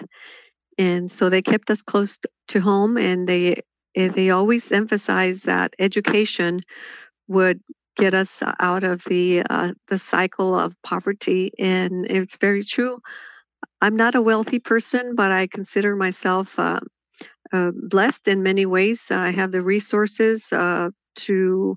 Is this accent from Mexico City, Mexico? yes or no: no; Jalisco, Mexico; now in United States; I was born in Jalisco.